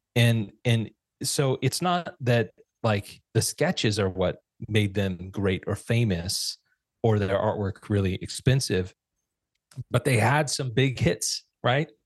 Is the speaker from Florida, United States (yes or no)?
no; Fresno, California, United States; also born or lived in Santa Rosa, California; moved from Santa Rosa, California to Fresno, which is our hometown